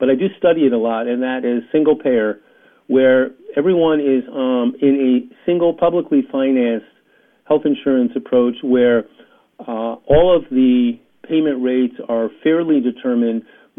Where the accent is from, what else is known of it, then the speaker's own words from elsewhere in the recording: New York, United States; I grew up in New York in the heyday of the Jets